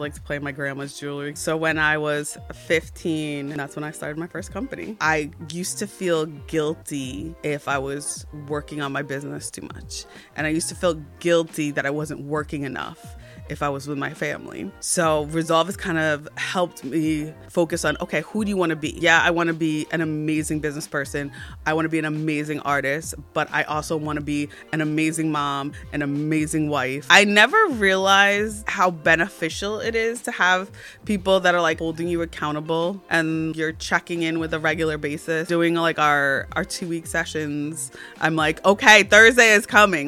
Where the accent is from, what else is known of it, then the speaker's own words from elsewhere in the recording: New Jersey, United States; I'm from New Jersey and I am a creative